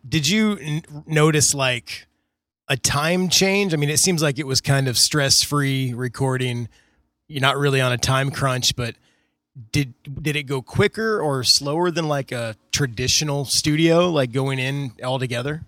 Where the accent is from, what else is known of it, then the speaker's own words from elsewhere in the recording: United States; I was from America.